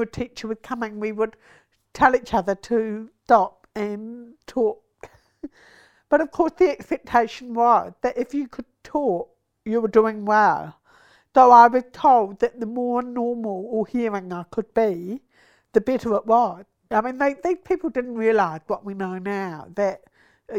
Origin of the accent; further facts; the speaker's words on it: Napier, Hawke's Bay, New Zealand; also born or lived in Auckland / Dunedin; now in Wellington, New Zealand; I was born in Napier, so grew up there